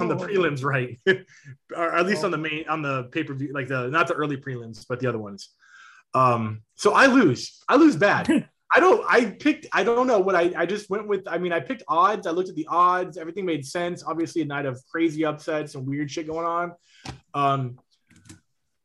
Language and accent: English; Anaheim, California, United States; my hometown of Anaheim, California